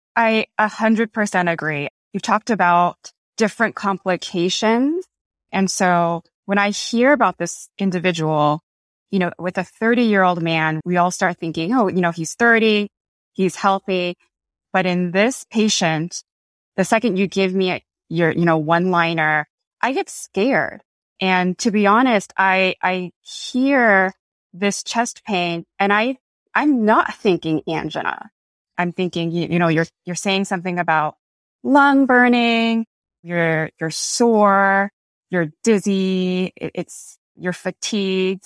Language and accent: English; Los Angeles, California, United States; I am from Los Angeles